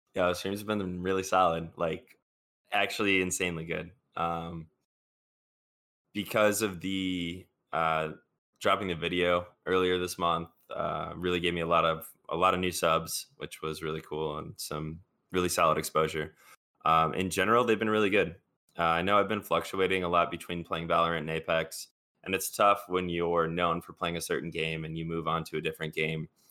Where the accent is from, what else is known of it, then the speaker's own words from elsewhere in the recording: Chicago, Illinois, United States; I'm from Chicago